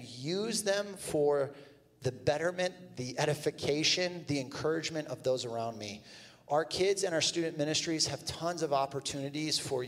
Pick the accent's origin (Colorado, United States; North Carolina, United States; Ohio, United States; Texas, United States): Ohio, United States; Toledo; I grew up in Toledo